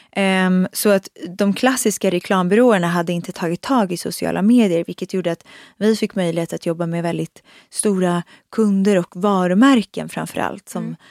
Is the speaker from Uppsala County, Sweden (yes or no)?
yes; Uppsala, Uppsala County, Sweden; moved away as an adult; now in Stockholm, Sweden; jag kommer från Uppsala men flyttade faktiskt direkt egentligen när jag var 19 eh, direkt efter där till Stockholm